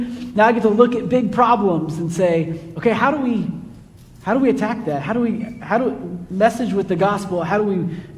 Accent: Kansas City, United States; moved away as an adult; also born or lived in Livingston, Texas; now in Texas, United States; Growing up in Kansas City, I had some Highland Park roommates

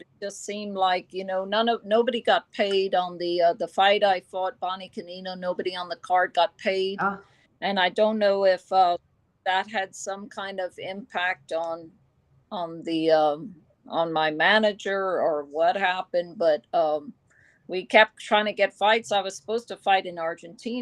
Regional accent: Drogheda, County Louth, Ireland; moved away as an adult; also born or lived in United Kingdom / United States; my hometown in Drogheda, Ireland

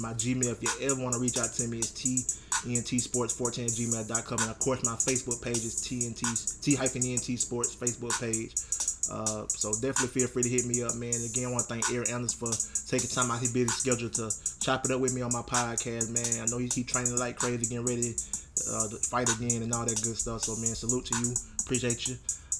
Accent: Troy, Alabama, United States; Big shout out to Alabama, Troy, Alabama, my hometown. The state of Alabama, my home state.

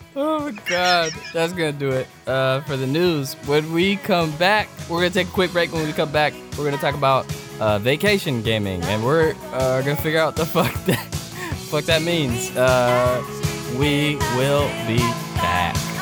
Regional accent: Seattle, Washington, United States; I'm from Seattle

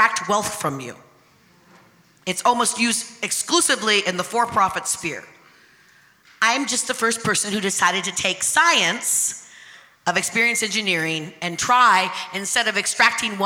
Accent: a small town 60 miles north of Seattle, Pacific Northwest, Washington, United States; I grew up in a little all-white town 60 miles north of Seattle.

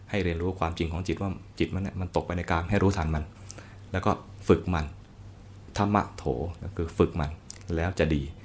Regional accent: Thailand; เราเกิดมาในแผ่นดินท่าน

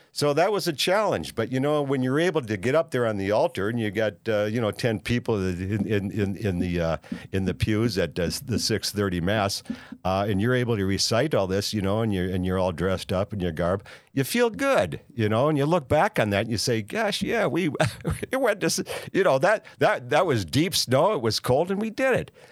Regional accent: Minneapolis, Minnesota, United States; moved away; also born or lived in Saint Paul; I was born in Saint Paul and raised in Minneapolis

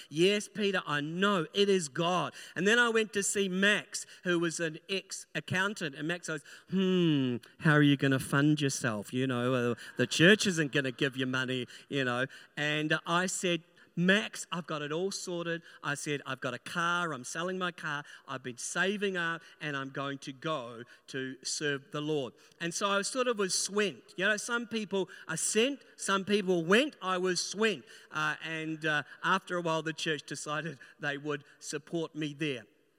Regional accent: New Zealand; born there; now in Christchurch, New Zealand; I'm a New Zealander by birth, living in Christchurch, and both of my pastors were Australians. So I learned the accent

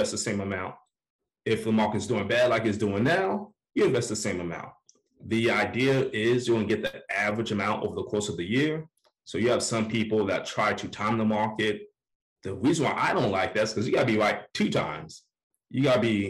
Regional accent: Orlando, Florida, United States; now in Atlanta, United States; I'm from Orlando

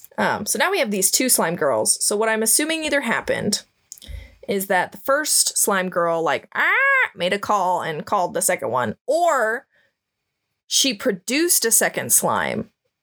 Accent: Midwest, United States; I'm from the Midwest

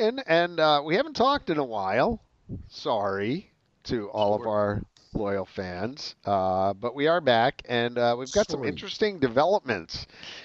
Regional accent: Philadelphia, Pennsylvania, United States; born or raised there; now in South Carolina, United States

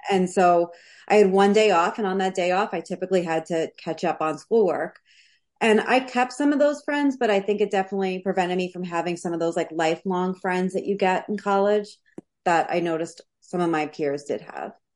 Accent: New York City, New York, United States; I'm from Queens, New York. So I was born in Whitestone, Queens

